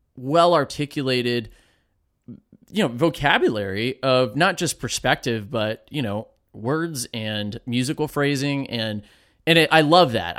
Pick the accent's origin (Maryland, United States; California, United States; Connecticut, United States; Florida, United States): Florida, United States; Safety Harbor; I grew up in Safety Harbor also.